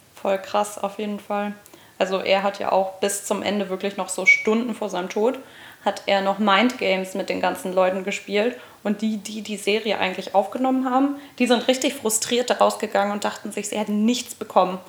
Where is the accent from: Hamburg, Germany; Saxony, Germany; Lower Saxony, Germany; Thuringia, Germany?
Hamburg, Germany; moved away as an adult; now in Giessen, Germany; wir kommen aus Hamburg und ich bin für Studium vor ein paar Jahren nach Gießen gezogen